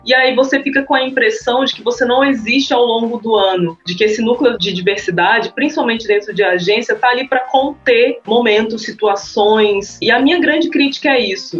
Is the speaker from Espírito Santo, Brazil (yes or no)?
yes; Espírito Santo, Brazil; moved away as an adult; now in São Paulo, Brazil; Eu sou do Espírito Santo, aí comecei a trabalhar com publicidade e marketing em São Paulo